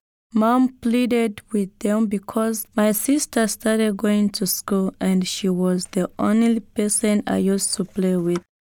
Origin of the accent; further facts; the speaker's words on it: Lubudi, DR Congo; moved away; I was born in the Congo in a place called Lubudi